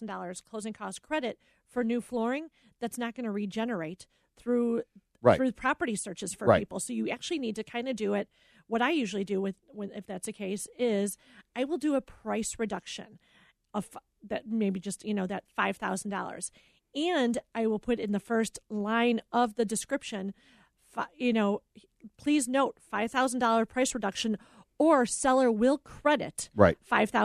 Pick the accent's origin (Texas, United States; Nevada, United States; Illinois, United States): Illinois, United States; Oak Park; I grew up in Oak Park